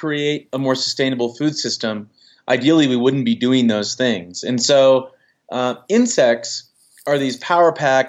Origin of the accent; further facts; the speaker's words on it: United States; I grew up in the Chesapeake Bay